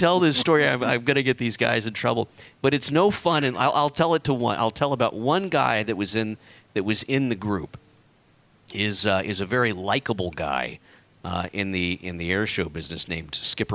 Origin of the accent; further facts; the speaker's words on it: Corpus Christi, Texas, United States; I grew up down in South Texas